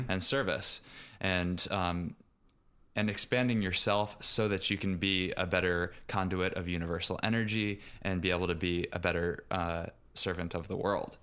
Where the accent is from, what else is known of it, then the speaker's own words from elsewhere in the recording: Richmond, Virginia, United States; moved away; I grew up in Richmond, Virginia, which is not too far geographically south, but culturally speaking, still very much American South.